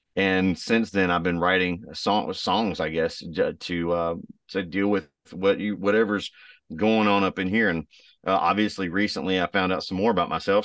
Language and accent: English; Texas, United States; moved away; also born or lived in Raleigh, North Carolina; I'm from Texas originally